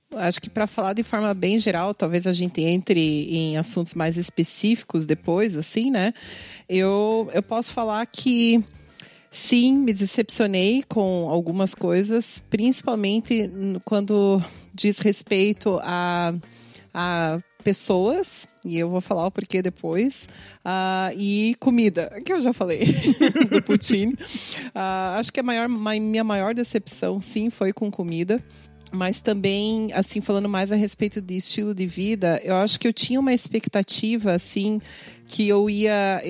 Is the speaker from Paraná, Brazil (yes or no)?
yes; Curitiba, Paraná, Brazil; moved away as an adult; now in Canada; Eu sou de Curitiba